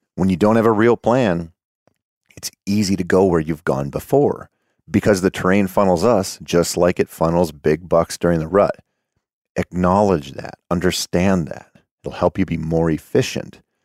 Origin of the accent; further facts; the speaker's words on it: Minnesota, United States; here in my home state of Minnesota